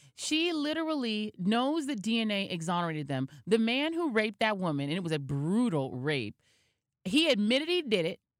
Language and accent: English; Denver, Colorado, United States; now in New York, United States; I was from Denver